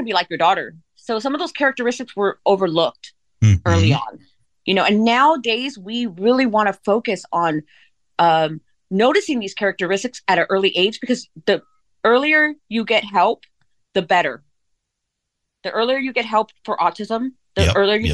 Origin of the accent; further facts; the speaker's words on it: California, United States; I'm from Sheldon, California. I grew up in California. I'm a Cali girl, a Valley girl